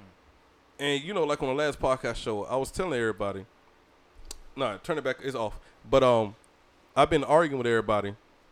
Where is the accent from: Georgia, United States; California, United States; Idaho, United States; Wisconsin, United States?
Georgia, United States; St. Simons Island; and Jim Brown is from my hometown, right? People don't know that. Jim Brown was born in St. Simons Island, Georgia, right? And you know, I went to school with his granddaughter